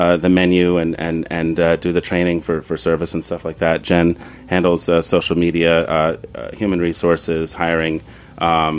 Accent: New York City, New York, United States; I was raised in Long Island City

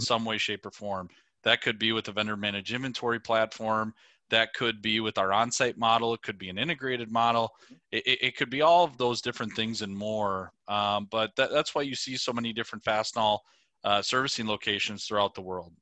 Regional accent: Prairie Lake, Minnesota, United States; moved away as an adult; now in Winona, United States; I'm originally from a, a, a suburb of the Twin Cities, uh, called Prairie Lake, Minnesota

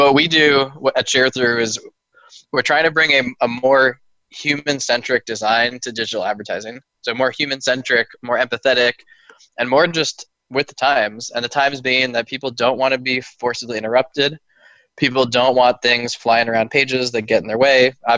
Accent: Oakland, California, United States; also born or lived in Palo Alto / San Francisco / Berkeley; Born and raised in Oakland, California, and have never left

